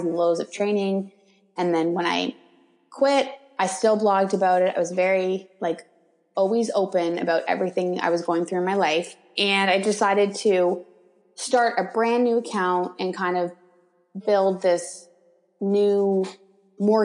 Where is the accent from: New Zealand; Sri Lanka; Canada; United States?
Canada; Toronto, Ontario; I'm from Toronto. I kind of live on the outskirts of Toronto in Canada.